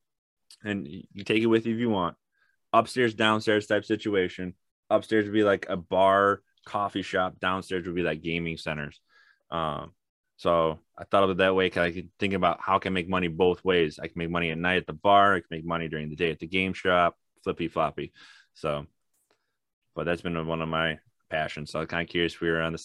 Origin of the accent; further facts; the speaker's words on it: Ann Arbor, Michigan, United States; I grew up in Michigan, Ann Arbor